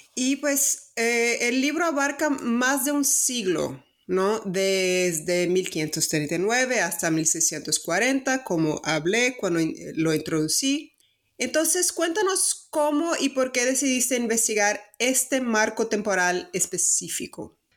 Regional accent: Brazil; accent: Brazilian; Spanish is a second language; tal vez ya lo notaron por mi acento, soy brasileña

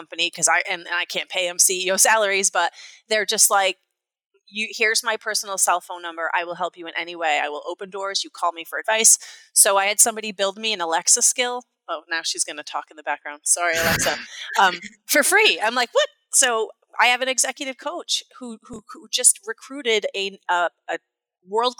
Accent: Naugatuck, Connecticut, United States; also born or lived in Tolland, Connecticut; I was born in a blue-collar town in Connecticut called Naugatuck, Connecticut

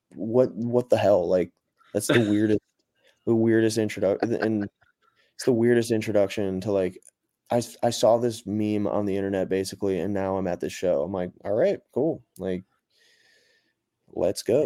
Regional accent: Cleveland, Ohio, United States; now in Nashville, United States; I'm from Cleveland, but live in Nashville now

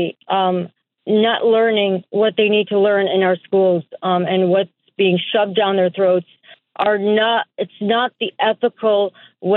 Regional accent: New York, United States; I am an American born and raised in New York.

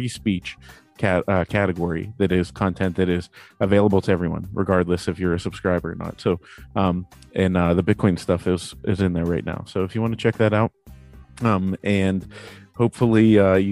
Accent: Pittsburgh, Pennsylvania, United States; I'm a Steelers fan. I'm from Pittsburgh

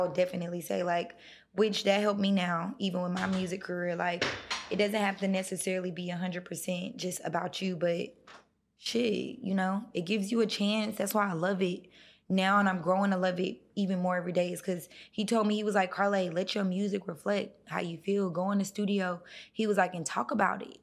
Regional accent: North Carolina, United States; now in Atlanta, United States; I grew up in North Carolina

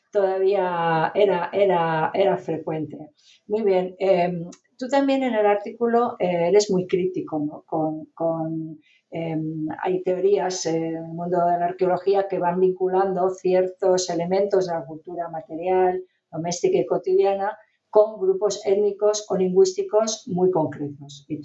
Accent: Basque Country, Spain; yo también soy del País Vasco

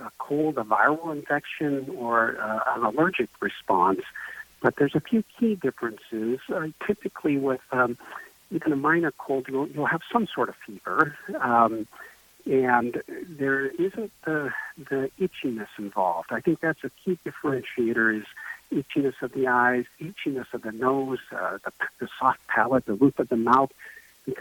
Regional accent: Belmont, United States; also born or lived in Arizona; I grew up in Belmont, trained in various places, and actually practiced in Arizona for a number of years before relocating back here.

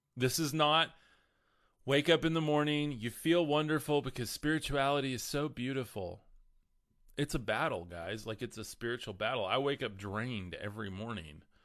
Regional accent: the Bible Belt, United States; We are in the middle of the Bible Belt here

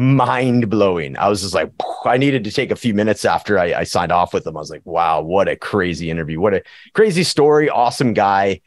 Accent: Prince George, British Columbia, Canada; now in Edmonton, Canada; my hometown of Prince George, B C

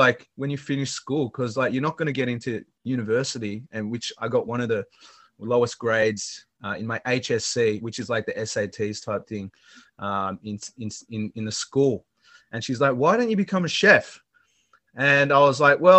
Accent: Sydney, New South Wales, Australia; And I was born in Australia, in Sydney, Australia. And I actually grew up in restaurants. My mother is a Vietnamese icon in the Sydney dining scene.

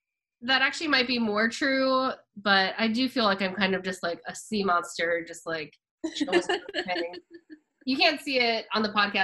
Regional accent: Kennett Square, Pennsylvania, United States; I'm from Kennett Square, so we have the Mushroom Festival.

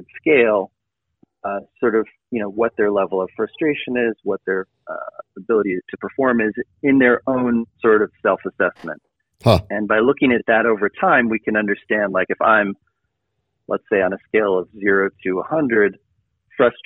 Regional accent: Boulder, Colorado, United States; I grew up in Boulder, Colorado

